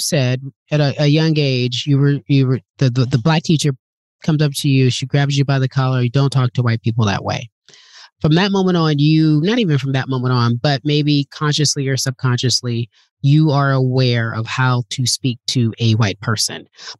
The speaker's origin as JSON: {"language": "English", "region": "Southern California", "country": "United States", "tie": "born or raised there", "said": "I grew up in California. Racism was at the time very hidden in Southern California."}